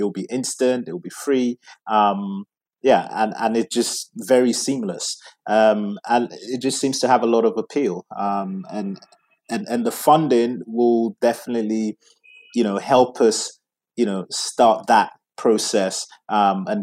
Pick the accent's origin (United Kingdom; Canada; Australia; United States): United Kingdom; England; where I come from, Nigeria, which you may not be able to guess from my accent, because I was born in England, grew up in England